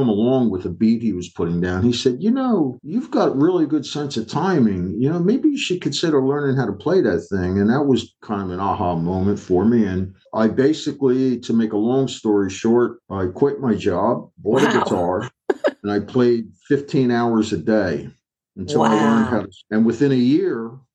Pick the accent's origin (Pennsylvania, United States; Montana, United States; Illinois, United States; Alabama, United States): Pennsylvania, United States; Philadelphia; I'm from North Philly, not Northeast